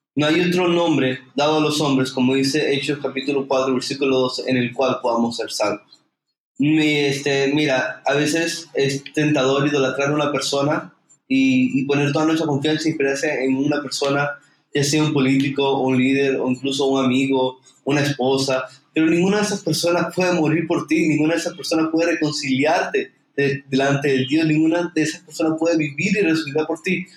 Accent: Venezuela; moved away as an adult; now in Santa Marta, Colombia; Actualmente estoy sirviendo en una hermosa iglesia en Santa Marta, en Colombia, donde soy de Venezuela

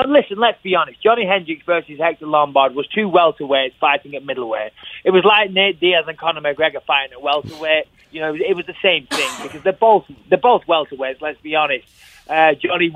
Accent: England, United Kingdom; I'm English

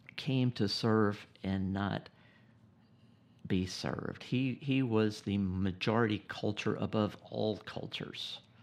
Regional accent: South Georgia, United States; also born or lived in Gainesville, Georgia; born and raised in the South, South Georgia

